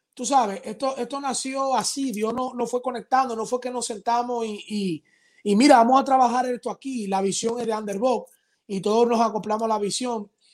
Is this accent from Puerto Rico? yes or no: no; Dominican Republic; Aquí en mi país